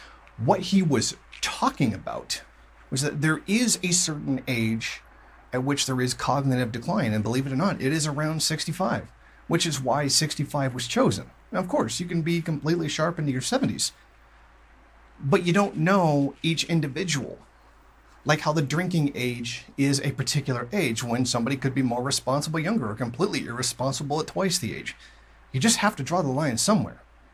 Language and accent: English; Canada; Now, being a Canadian, I don't actually get Fox News.